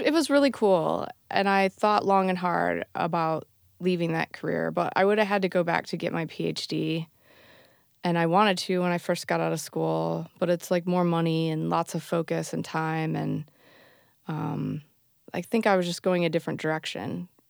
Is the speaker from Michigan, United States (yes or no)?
yes; Bay City, Michigan, United States; moved away as an adult; also born or lived in Alameda, California; now in Berkeley, United States; I grew up in Michigan, Bay City, Michigan, where … grew up